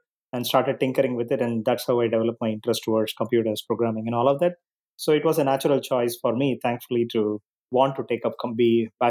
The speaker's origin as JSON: {"language": "English", "town": "Chennai", "region": "Tamil Nadu", "country": "India", "tie": "born or raised there", "said": "So I grew up in a middle-class family with a joint family with my uncles and grandparents and everybody else together."}